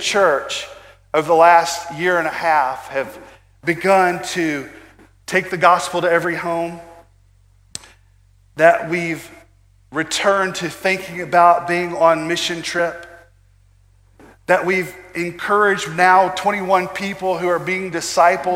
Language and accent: English; United States; American Christians